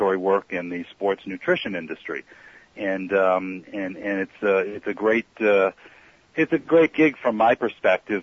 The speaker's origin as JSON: {"language": "English", "area": "Long Island and Queens", "region": "New York", "country": "United States", "tie": "born or raised there", "said": "I was a kid growing up on Long Island and in Queens"}